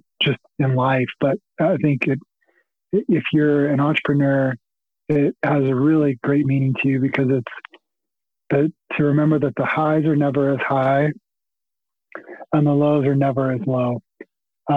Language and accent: English; Hereford, Texas, United States; I grew up in in the panhandle of Texas